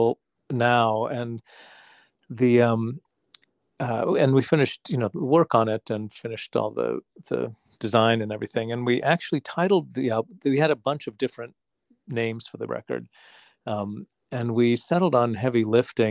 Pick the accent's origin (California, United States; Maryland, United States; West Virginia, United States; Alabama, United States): West Virginia, United States; moved away; my home state in West Virginia